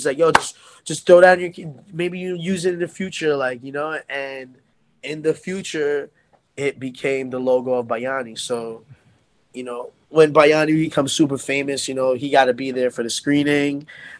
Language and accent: English; United States; Like I didn't feel like, because I'm Filipino-American, so for me, I felt like that would be good for Filipino-Americans and non-Filipinos